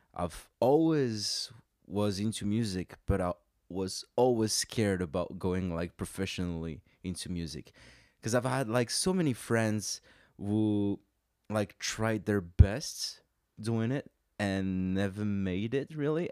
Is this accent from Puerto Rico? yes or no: no; France; moved away as an adult; also born or lived in London; now in Montreal, Canada; I grew up in France, uh, we then moved there. Uh, I spent most of my childhood in, uh, in France